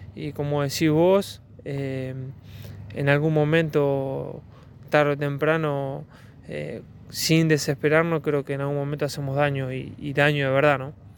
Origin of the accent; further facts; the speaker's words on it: Córdoba, Argentina; uno como cordobés y como del interior